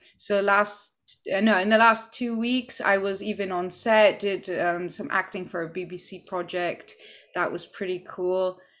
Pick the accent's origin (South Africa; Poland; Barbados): Poland; now in United Kingdom; And I'm originally from Poland. I grew up in several countries. And yeah, so I'm currently in the UK.